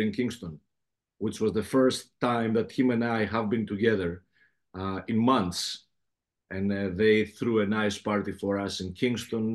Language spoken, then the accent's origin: English; Athens, Attica, Greece; accent: heavy Greek accent; English is a second language; also born or lived in Patras, Greece / Los Angeles, United States; now in New York, United States; I'm a Peloponnesian, but Athens is where I grew up.